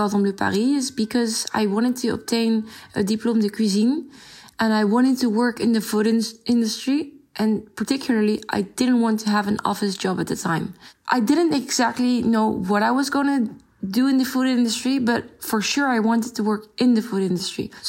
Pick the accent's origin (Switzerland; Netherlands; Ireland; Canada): Netherlands; also born or lived in France; I grew up in the Netherlands, although I was born in France.